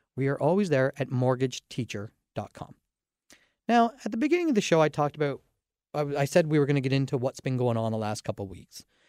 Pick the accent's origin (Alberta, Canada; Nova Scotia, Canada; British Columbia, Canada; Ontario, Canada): Ontario, Canada; Dorchester; I grew up in Dorchester, Ontario